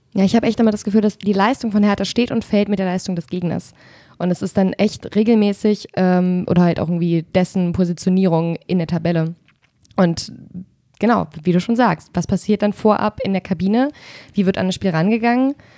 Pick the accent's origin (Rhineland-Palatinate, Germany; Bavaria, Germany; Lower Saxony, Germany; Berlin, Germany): Berlin, Germany; also born or lived in Falkensee, Brandenburg; now in Hesse, Germany; ich komme aus Spandau